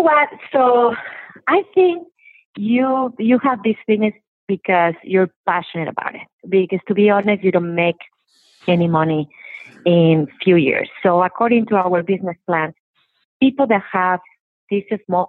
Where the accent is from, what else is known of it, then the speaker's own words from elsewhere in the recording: Mexico; moved away as an adult; also born or lived in San Francisco, United States; now in Oregon, United States; I grew up in Mexico